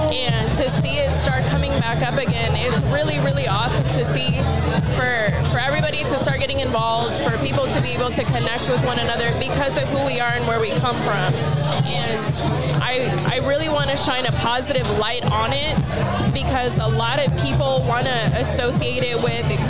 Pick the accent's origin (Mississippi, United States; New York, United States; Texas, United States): Texas, United States; El Paso; also born or lived in California; now in Houston, United States; I was born in El Paso, Texas.